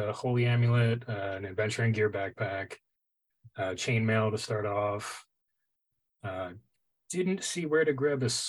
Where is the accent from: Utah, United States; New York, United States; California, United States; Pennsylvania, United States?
New York, United States; I'm a New Yorker through and through